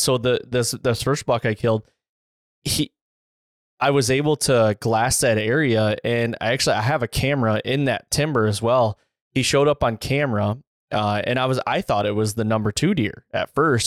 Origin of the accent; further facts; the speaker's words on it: Michigan, United States; I grew up in Michigan